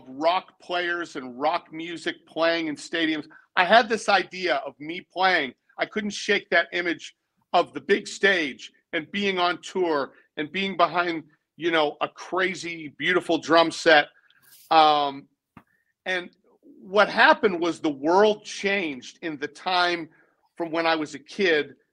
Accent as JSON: {"language": "English", "town": "Boston", "region": "Massachusetts", "country": "United States", "tie": "born or raised there", "also_born_or_lived": "Texas", "moved": "as an adult", "lives_now": "Nashville, United States", "said": "I was born in Boston. I was raised in the suburbs."}